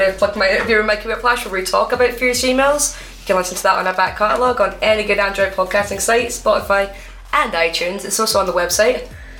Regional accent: Scotland, United Kingdom; Now, we are all from Scotland. We are all in a very wrestling dominated area of the country as well.

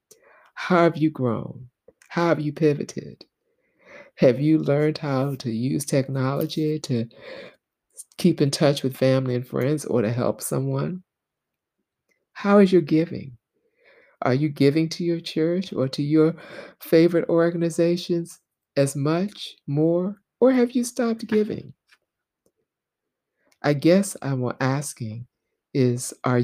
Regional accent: the South, United States; As a little girl, Black girl growing up in the South

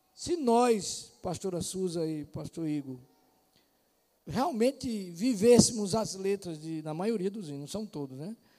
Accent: Brazil; somos nós brasileiros

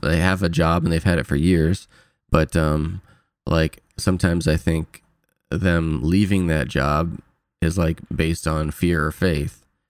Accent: Fort Wayne, Indiana, United States; moved away as an adult; now in California, United States; back to Fort Wayne, my hometown

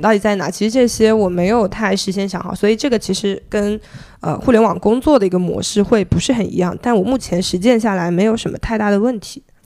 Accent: Zhejiang, China; also born or lived in Beijing; now in Hangzhou, China; 后面我选择回了杭州，因为我是浙江人嘛

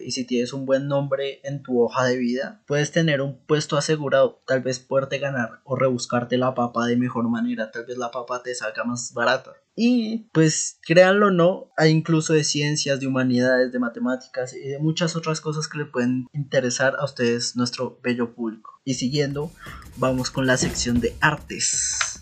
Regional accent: Bogotá, Colombia; siendo rolo, como es mi caso

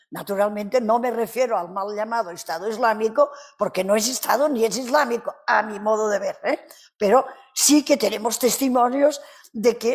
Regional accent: Canary Islands, Spain; accent: Canarian; Ya saben que yo no hablo castellano normalmente. Habrán notado mi acento canario, ¿verdad?

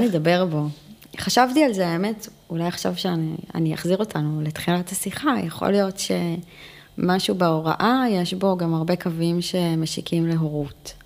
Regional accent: Israel; first language Hebrew; אנחנו ישראליות. בוא. שפת אם שלי היא עברית

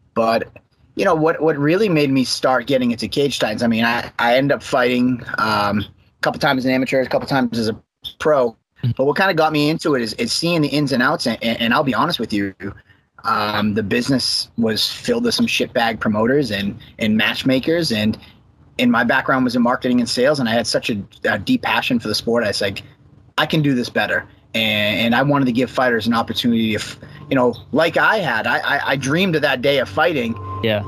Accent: Abington, Massachusetts, United States; also born or lived in Brockton, Massachusetts; now in Plymouth, United States; I'm a South Shore guy at heart. I uh, grew up. I went to Abington High School

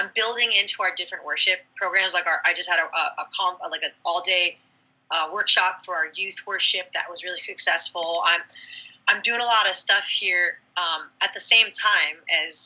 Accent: California, United States; I'm from California.

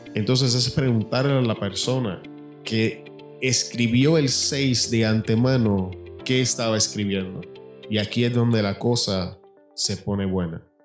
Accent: Puerto Rico; now in Arizona, United States; La manera en que cocinamos en mi país, Puerto Rico, es totalmente diferente a la comida mexicana

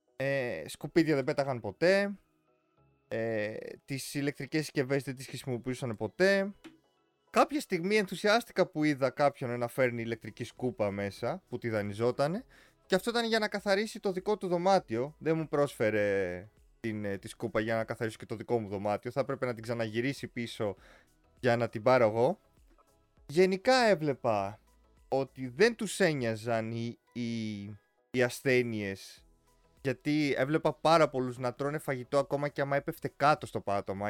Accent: Greece; όντας σαν Έλληνες

